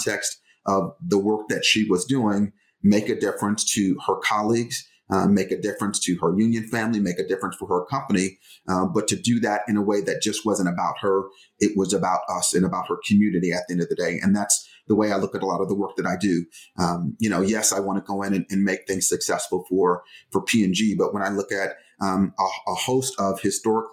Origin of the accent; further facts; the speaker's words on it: Detroit, Michigan, United States; I grew up in Detroit.